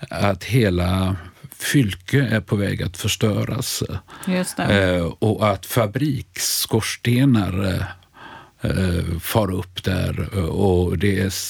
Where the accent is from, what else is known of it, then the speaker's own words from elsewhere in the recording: Sweden; Det känns, som svensk känner man ju sig lite, undrar man lite vad som är på gång i den där skildringen.